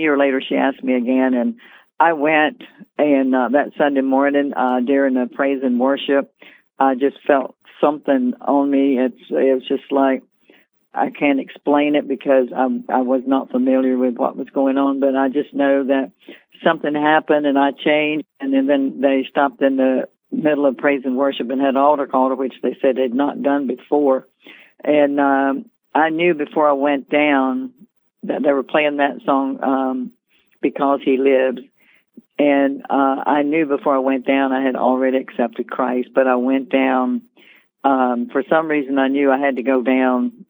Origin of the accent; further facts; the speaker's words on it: North Carolina, United States; moved away as an adult; now in Virginia Beach, United States; I'm originally from North Carolina.